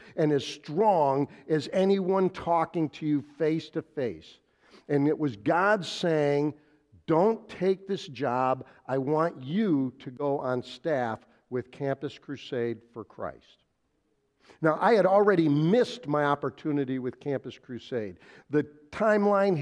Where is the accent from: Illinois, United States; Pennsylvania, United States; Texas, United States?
Illinois, United States; Wheeling; I grew up in Wheeling, just a little bit east of here